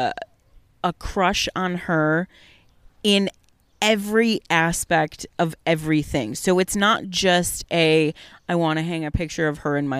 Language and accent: English; Detroit, Michigan, United States; born and raised in the Metro Detroit area